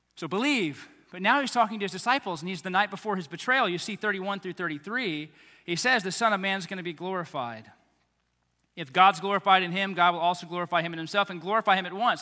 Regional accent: United States; as American Christians

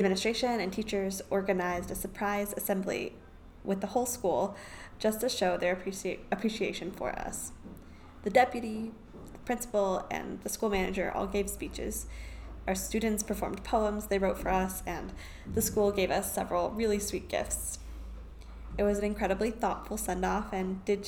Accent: United States; moved away as an adult; now in Nairobi, Kenya; we are American

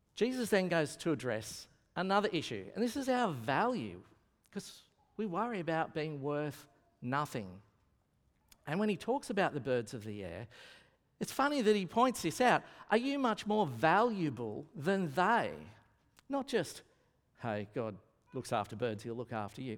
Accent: Lismore, New South Wales, Australia; now in Brisbane, Australia; I am from Lismore

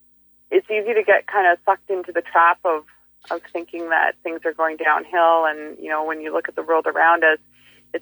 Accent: Fairmont Hot Springs, British Columbia, Canada; moved away; I'm from the Kootenays

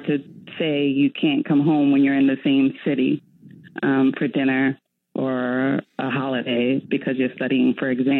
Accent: New York City, New York, United States; also born or lived in Staten Island; I grew up in Staten Island in the Bronx

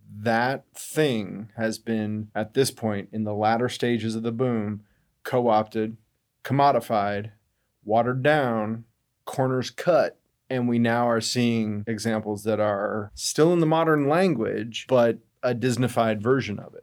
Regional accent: Denver, Colorado, United States; moved away as an adult; now in Seattle, United States; Denver, Colorado

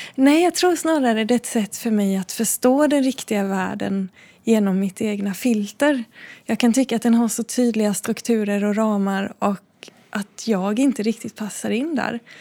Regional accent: Backaryd, Blekinge, Sweden; jag är uppvuxen eh, utanför Backaryd, utanför ett jättelitet samhälle som heter Bäckasjögärde, som nästan ingen känner till.

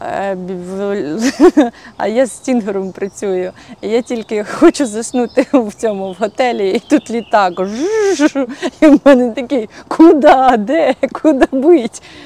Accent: Hutsulshchyna, Ukraine; Хоч я і гуцулка

